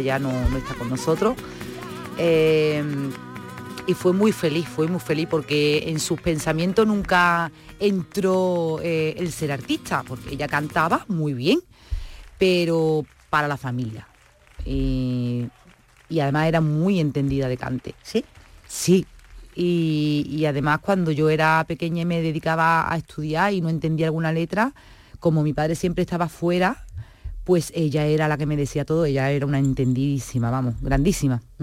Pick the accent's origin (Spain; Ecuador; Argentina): Spain; Seville, Andalusia